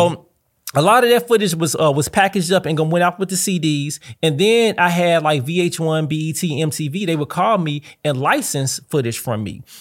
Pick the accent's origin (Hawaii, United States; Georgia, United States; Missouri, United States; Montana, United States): Missouri, United States; St. Louis; I'm from St. Louis and I'm proud.